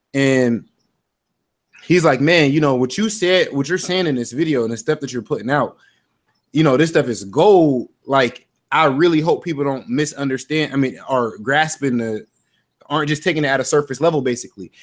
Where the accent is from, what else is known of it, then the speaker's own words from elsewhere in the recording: Ohio, United States; I'm from Ohio